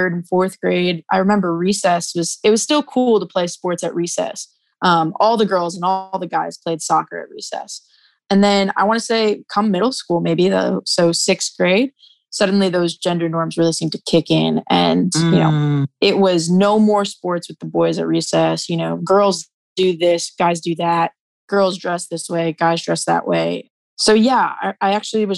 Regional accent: New Jersey, United States; I'm from New Jersey

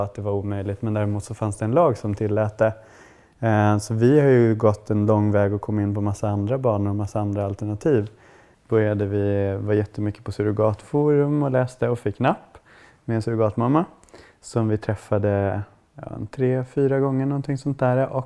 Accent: Kiruna, Norrbotten County, Sweden; also born or lived in Sundsvall; now in Stockholm, Sweden; Och jag kommer från Kiruna

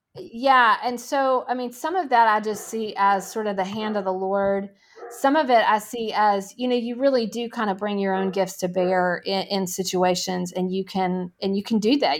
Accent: Nashville, Tennessee, United States; I grew up in Nashville, Tennessee

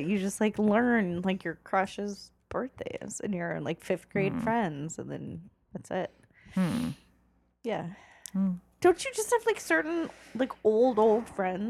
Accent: Southern California, United States; I grew up in Southern California when the Night Stalker was happening.

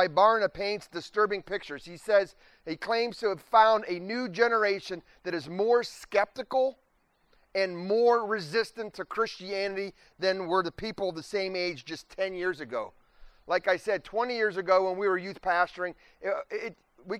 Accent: Warren, Ohio, United States; also born or lived in Venice, Florida / Pittsburgh, Pennsylvania; now in Youngstown, United States; I'm from Warren

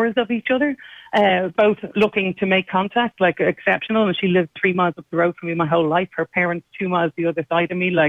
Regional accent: Dublin, Leinster, Ireland; I was born in Hollis Street Hospital

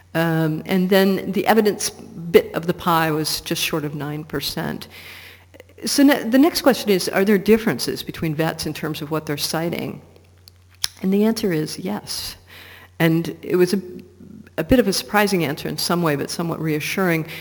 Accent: Portland, Oregon, United States; my hometown of Portland, Oregon

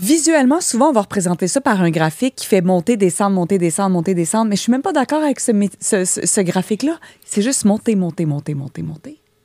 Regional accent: Joliette, Quebec, Canada; also born or lived in Jonquière; Je viens de Joliette

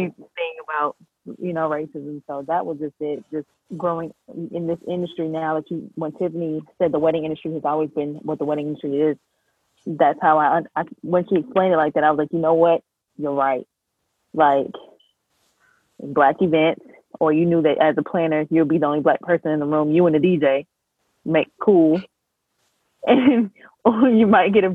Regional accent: New York City, New York, United States; moved away; also born or lived in the South (US); I'm from New York.

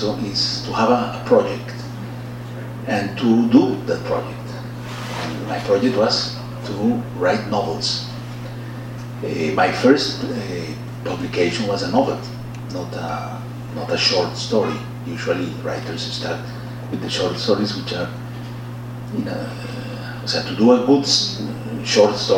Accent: Bogotá, Bogotá Capital District, Colombia; English is a second language; moved away as an adult; also born or lived in Spain; I was born in Bogota, and my whole childhood and teenagers were in Bogota.

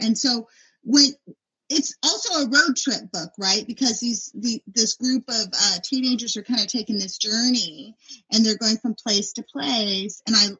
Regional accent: Inland Empire, California, United States; I grew up in the Inland Empire, and I never had been to LA.

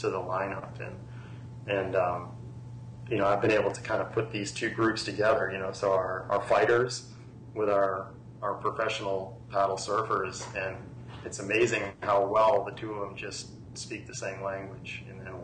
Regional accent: Cape Cod, Massachusetts, United States; moved away as an adult; also born or lived in Yarmouth, Massachusetts / Florida; now in Palm Beach Gardens, United States; where I grew up on Cape Cod

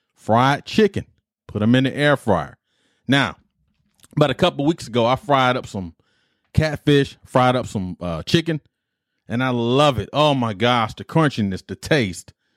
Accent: Detroit, Michigan, United States; The Better Made Hots is a chip I grew up on in Detroit

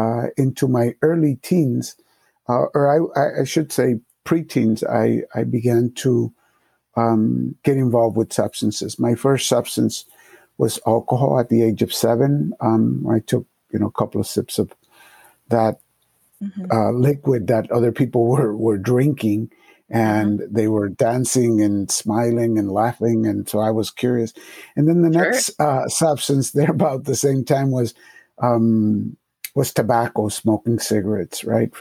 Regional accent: Springfield, Massachusetts, United States; English is a second language; also born or lived in Puerto Rico; I was born in Puerto Rico, but I grew up here in Massachusetts, and I came here when I was about to be 5 years old. It was 1968, and the context for 1968 inner city, Springfield, Massachusetts

